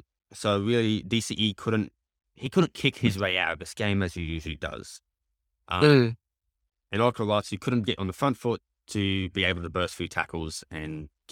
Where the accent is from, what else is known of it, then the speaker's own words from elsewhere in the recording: Queensland, Australia; I'm a Queenslander thick and through, mate.